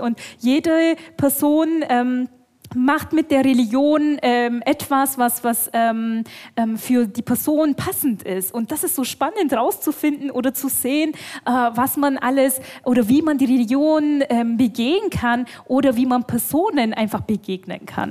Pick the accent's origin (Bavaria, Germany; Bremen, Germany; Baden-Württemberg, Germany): Bavaria, Germany; Bavarian Swabia, Germany; komme aus dem schwäbischen Teil von Bayern. Ähm, also ich bin hier schon fast im Heimat